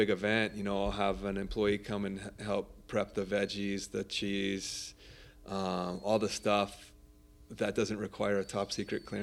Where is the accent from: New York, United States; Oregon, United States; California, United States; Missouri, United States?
California, United States; Irvine; also born or lived in Los Angeles County, California / Italy; i'm half sicilian and half polish okay so but I, i'm raised born and raised in Southern California. Right born in LA County, but we were living in Orange County. So basically, I'm an OC boy.